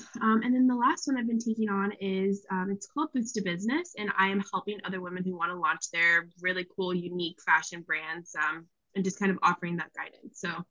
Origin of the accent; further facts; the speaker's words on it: Pennsylvania, United States; now in Long Beach, United States; So I am in Long Beach, California right now. I'm originally from Pennsylvania, but moved to Cali. I needed the warm weather.